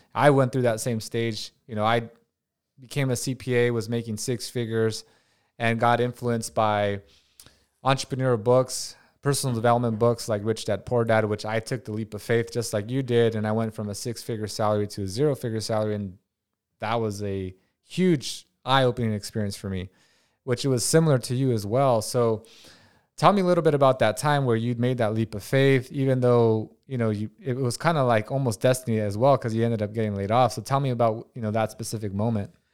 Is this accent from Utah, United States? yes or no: no; Watsonville, California, United States; I'm from Watsonville, California